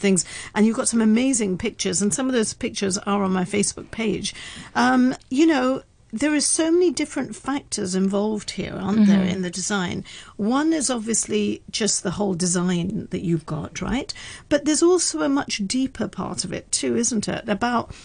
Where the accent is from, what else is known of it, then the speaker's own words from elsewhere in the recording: London, United Kingdom; I was brought up in London.